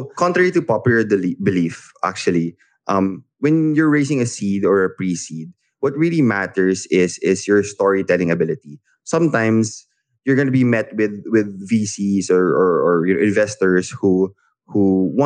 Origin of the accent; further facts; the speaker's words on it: Philippines; I'm a Filipino founder.